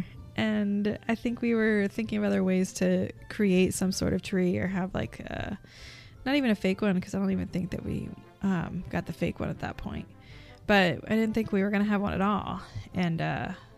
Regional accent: Florida, United States; moved away as an adult; now in New York, United States; I'm from Florida, born and raised in Florida

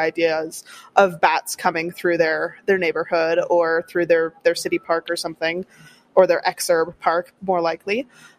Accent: Wisconsin, United States; Here, and you know, growing up in Wisconsin, same deal.

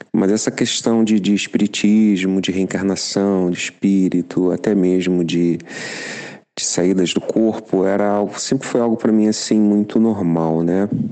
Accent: Rio de Janeiro, Brazil; moved away as an adult; now in Germany; eu sou carioca, eu tenho 50 anos, e há cinco anos eu moro e trabalho na Alemanha

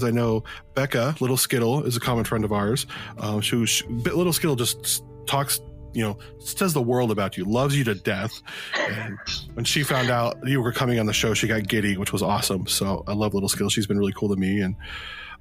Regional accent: Phoenix, Arizona, United States; also born or lived in Southern California / Las Vegas; now in Oregon, United States; I grew up in, I was born in Phoenix, Arizona

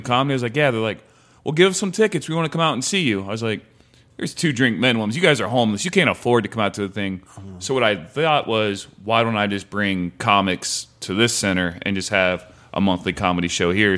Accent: Ohio, United States; moved away as an adult; also born or lived in South Carolina; now in Santa Monica, United States; I'm from Ohio

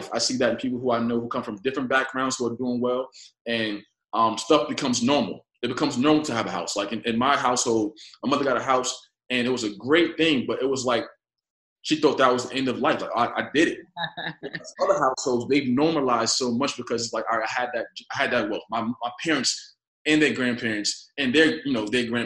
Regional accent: New York City, New York, United States; I was raised in Bedford-Stuyvesant. I'm here now in the apartment I was raised

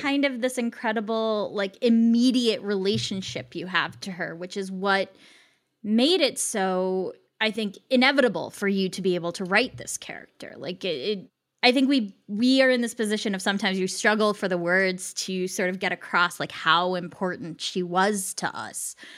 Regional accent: United States; I'm Indian American, my parents are immigrants

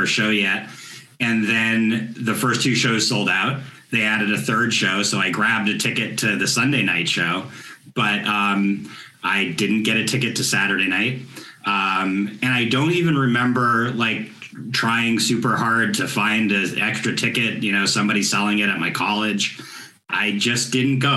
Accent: Boston, Massachusetts, United States; I'm from the Boston area

